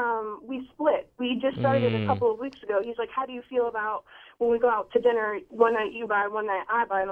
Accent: Gainesville, Florida, United States; moved away as an adult; now in Jacksonville, United States; I'm originally from Gainesville

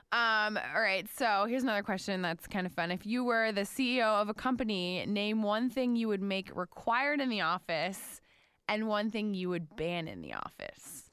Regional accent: South Florida, United States; I grew up in South Florida

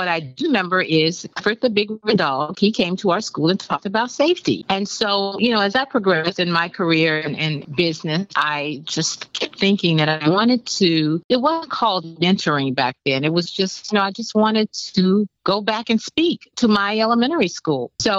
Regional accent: Miami, Florida, United States; I grew up in Liberty City in Miami, Florida.

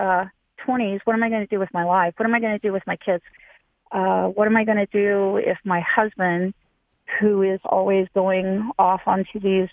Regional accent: Hamilton, Ohio, United States; moved away; also born or lived in Florida; I grew up in Hamilton, Ohio

